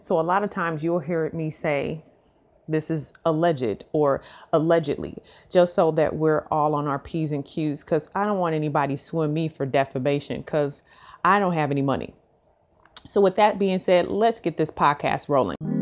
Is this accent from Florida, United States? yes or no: no; Missouri, United States; now in Dallas, United States; I am from Missouri and I live in Dallas, Texas